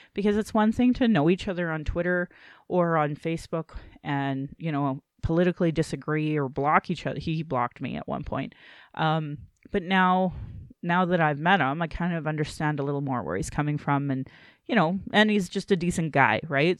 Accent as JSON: {"language": "English", "town": "Calgary", "region": "Alberta", "country": "Canada", "tie": "born or raised there"}